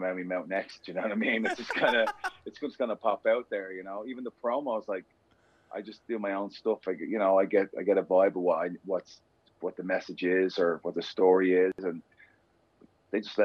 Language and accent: English; Dublin, Leinster, Ireland; I grew up in inner city Dublin. I grew up in Cabra.